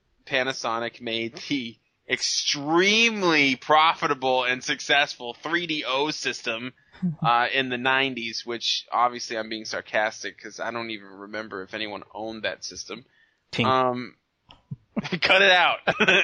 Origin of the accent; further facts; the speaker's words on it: Ireland; I'm Irish.